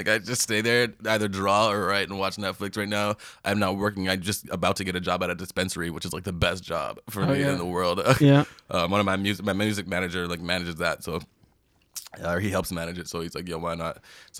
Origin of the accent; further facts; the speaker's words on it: Toronto, Ontario, Canada; So born in Mount Sinai Hospital, like middle of downtown Toronto.